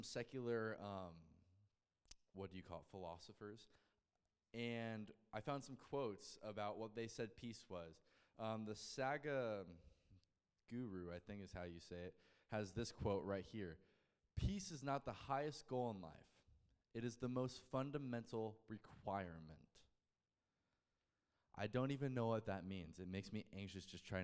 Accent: United States; my home country, the United States

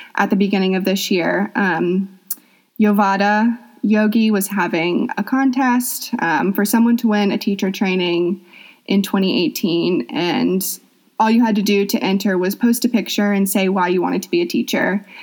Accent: Atlanta, Georgia, United States; I'm from Atlanta, Georgia. Um, I've lived there my whole life

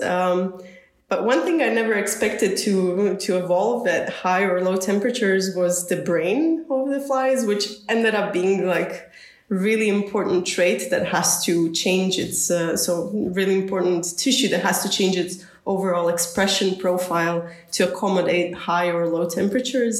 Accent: Zagreb, City of Zagreb, Croatia; I'm originally born and raised in Zagreb

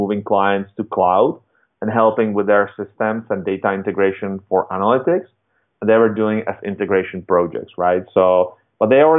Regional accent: Czechia; I was born in Europe, in Czech Republic

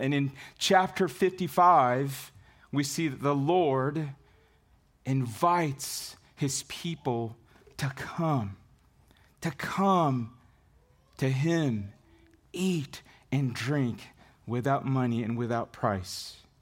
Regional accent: Dumaguete, Negros Oriental, Philippines; I was born on November twenty-fifth, nineteen seventy, in a small city called Dumaguete City in the Philippines.

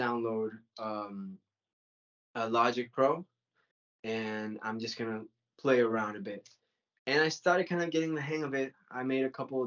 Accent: Venezuela; moved away as an adult; also born or lived in Mallorca / United States; now in Spain; That time I was living in Venezuela. I was born in Venezuela.

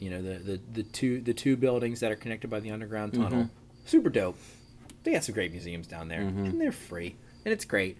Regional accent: Arnold, Maryland, United States; I've always kind of affiliated more with being a Baltimore kid, but I grew up in Arnold

